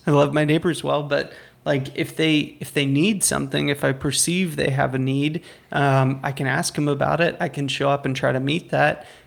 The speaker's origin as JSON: {"language": "English", "country": "United States", "said": "I'm an American"}